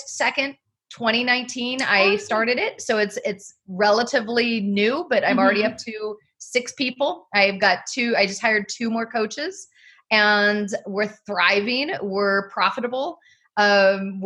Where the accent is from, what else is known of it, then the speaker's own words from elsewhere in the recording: Southern Oregon, United States; moved away as an adult; my mom owned and operated a winery growing up in Southern Oregon